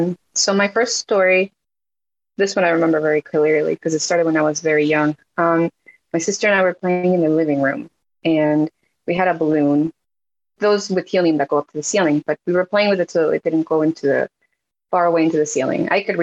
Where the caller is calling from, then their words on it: New York, United States; I'm in New York.